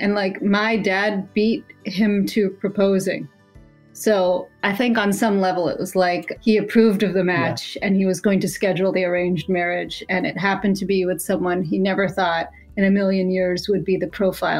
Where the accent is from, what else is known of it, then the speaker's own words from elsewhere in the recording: Alabama, United States; I grew up in Alabama.